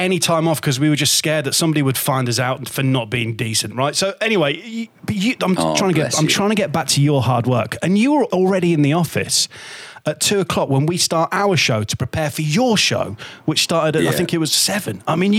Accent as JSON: {"language": "English", "town": "Hull", "region": "Yorkshire and the Humber", "country": "United Kingdom", "tie": "born or raised there"}